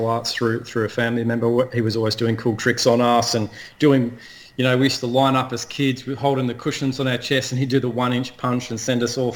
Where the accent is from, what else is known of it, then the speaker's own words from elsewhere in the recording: Perth, Western Australia, Australia; moved away as an adult; now in Brisbane, Australia; I'm originally from Perth in Western Australia. I now, of course, live in Brisbane, but I've been here for over 25 years, 27 years or more.